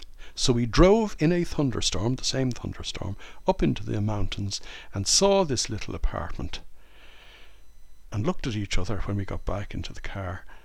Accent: Ireland; born or raised there; moved away as an adult; now in France

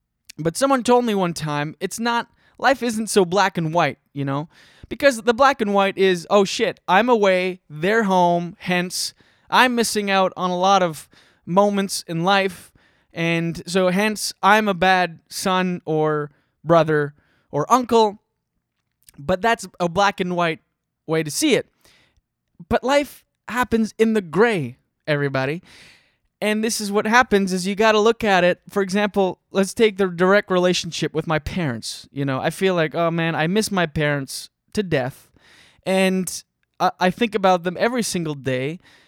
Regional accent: Scoudouc, New Brunswick, Canada; also born or lived in Moncton; Like, I'm from Skiduk, New Brunswick. Shout out Highway 132, which is a road between Moncton and Shediac. It's a road connecting two slightly better places. But... You know, grew up on a farm in Skiduk and Moncton, New Brunswick.

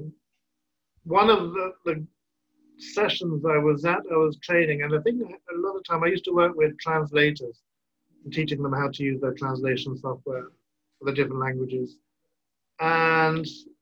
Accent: Burgess Hill, South East England, United Kingdom; now in Brussels, Belgium; I grew up in near the coast in a little town called Burgess Hill near Brighton

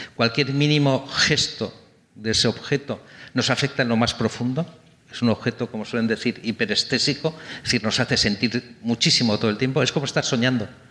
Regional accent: Santander, Cantabria, Spain; also born or lived in London; now in Madrid, Spain; yo soy de Santander, nací en Santander

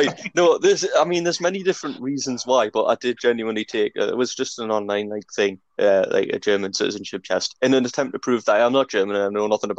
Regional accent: England, United Kingdom; we're all English

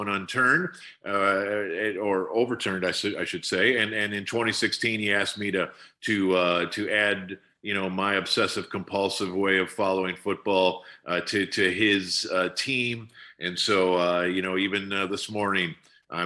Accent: Wisconsin, United States; now in Dallas, United States; my homeland of Wisconsin

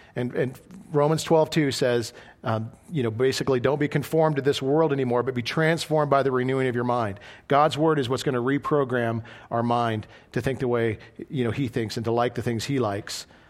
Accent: Idaho, United States; moved away as an adult; I was a boy from Idaho

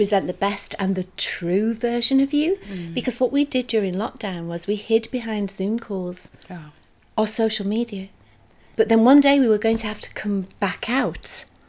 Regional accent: Yorkshire and the Humber, United Kingdom; my pride in being a Yorkshire lass

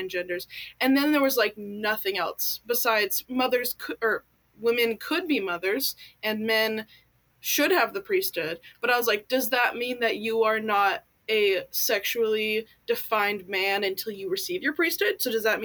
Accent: United States; also born or lived in California / Washington; So I grew up in California and Washington State in a very Mormon household

